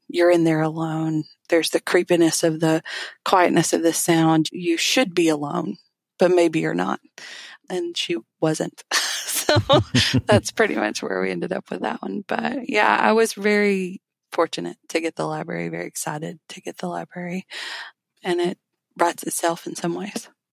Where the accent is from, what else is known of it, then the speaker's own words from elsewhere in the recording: Alabama, United States; I'm from Alabama.